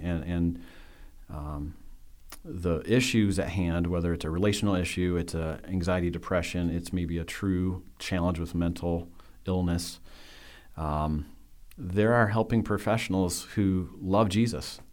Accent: West Michigan, United States; I grew up in West Michigan

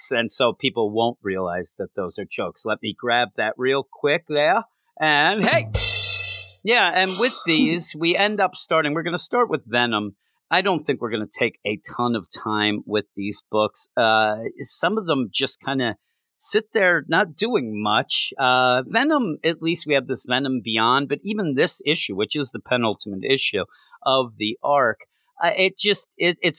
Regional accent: Vancouver, British Columbia, Canada; just because I'm from Canada and Vancouver, jerk, doesn't mean I like the Canucks or hockey, jerk.

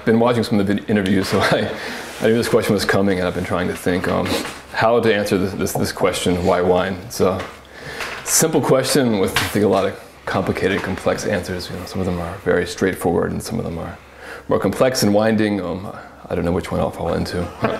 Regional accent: the South, United States; In terms of my personal culture, I grew up in the South. There's not a lot of grapes there. It was more tobacco land.

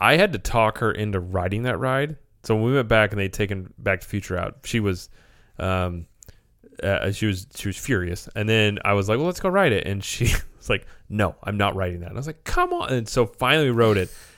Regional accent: Springfield, Missouri, United States; we're from Springfield, Missouri

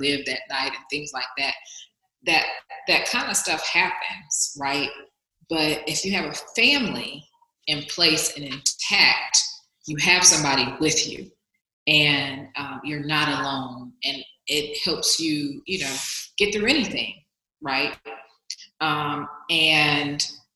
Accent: the South, United States; moved away as an adult; also born or lived in Bay Area, California; now in Atlanta, United States; I'm coming from the South

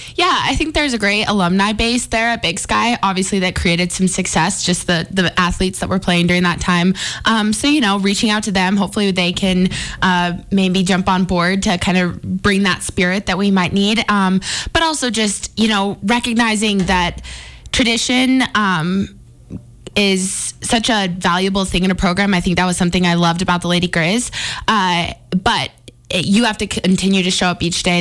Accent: Billings, Montana, United States; moved away as an adult; now in Missoula, United States; Growing up in Billings

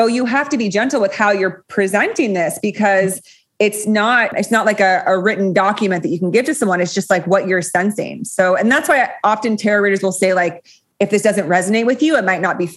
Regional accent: Los Gatos, California, United States; my hometown, Los Gatos

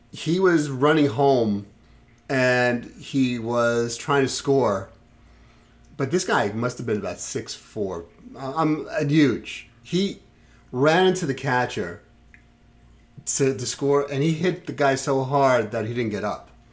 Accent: New York City, New York, United States; moved away; I grew up in Brooklyn, and I grew up in Sheepshead Bay

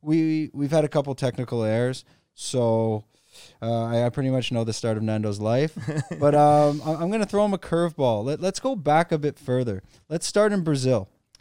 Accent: Canada; now in Phuket, Thailand; I'm a Canadian expat living in Phuket, Thailand

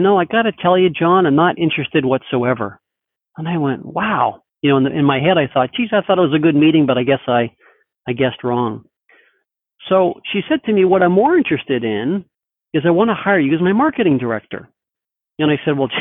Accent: Toronto, Ontario, Canada; moved away as an adult; also born or lived in Denver; now in Seattle, United States; I'm originally from Toronto, so that's where I originally was born and bred and went to school and started my career there

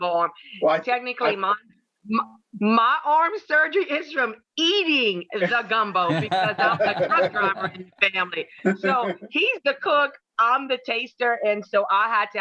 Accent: Louisiana, United States; I'm Creole Cajun

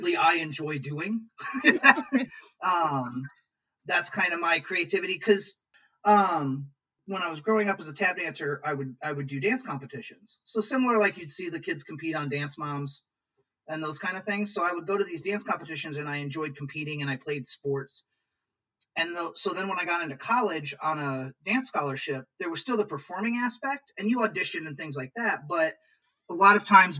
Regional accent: Peoria, Illinois, United States; also born or lived in New York; now in Lansing, United States; I'm from Peoria, Illinois originally

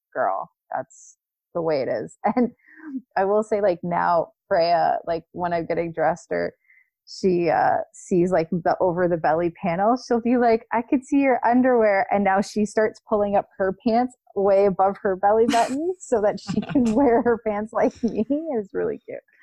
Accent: Canada; as a Canadian pregnant woman

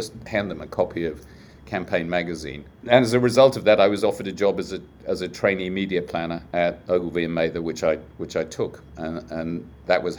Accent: South Africa; moved away as an adult; also born or lived in United Kingdom; I was growing up in South Africa

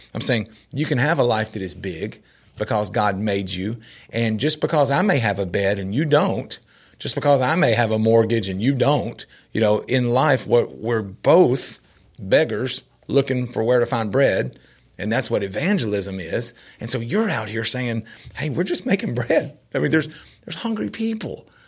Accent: Nashville, Tennessee, United States; growing up in Nashville

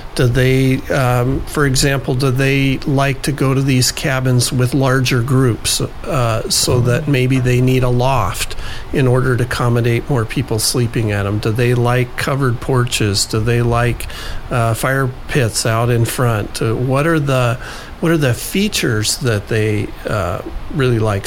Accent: Juneau, Alaska, United States; I grew up here in Juneau.

